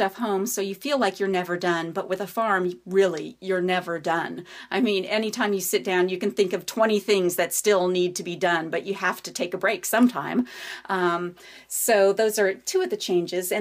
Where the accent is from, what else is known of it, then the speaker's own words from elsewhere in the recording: New Mexico, United States; now in Virginia, United States; I'm from New Mexico